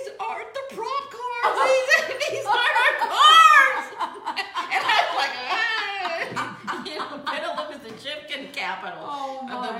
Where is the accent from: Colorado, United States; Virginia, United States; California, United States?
California, United States; Beverly Hills; Well, I grew up in Beverly Hills by osmosis.